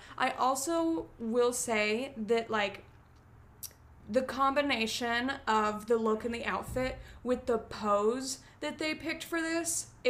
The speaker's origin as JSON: {"language": "English", "town": "Chicago", "region": "Illinois", "country": "United States", "said": "And then everywhere else they ask, and it's like, well, I'm from Chicago."}